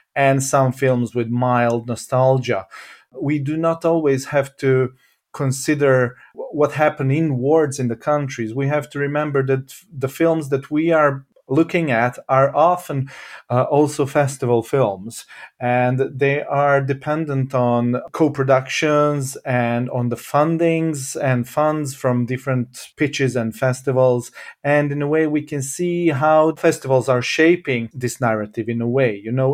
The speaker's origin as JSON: {"language": "English", "town": "Jajce", "region": "Federation of Bosnia and Herzegovina", "country": "Bosnia & Herzegovina", "tie": "born or raised there", "moved": "yes", "lives_now": "Sweden", "said": "I was born in Yaitse"}